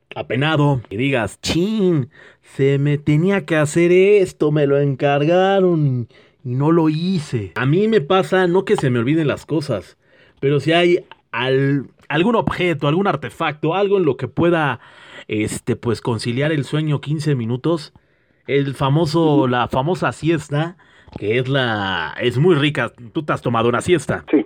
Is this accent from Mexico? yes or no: yes; Mexico; al menos en México somos bien fregones